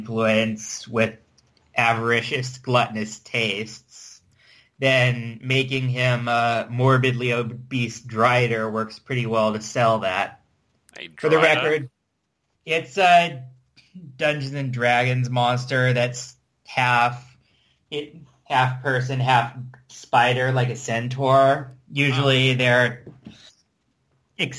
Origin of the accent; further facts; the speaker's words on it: United States; I'm American